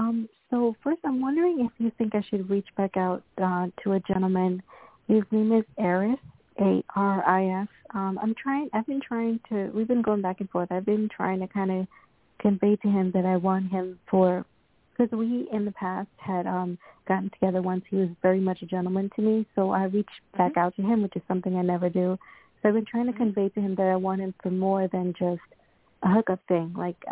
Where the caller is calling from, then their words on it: Florida, United States; I'm calling from Florida.